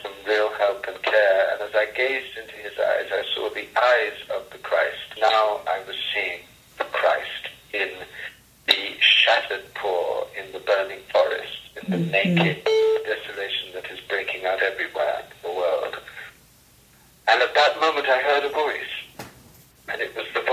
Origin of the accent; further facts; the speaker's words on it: Coimbatore, Tamil Nadu, India; moved away; my father was dying in Coimbatore, the place where I was born in South India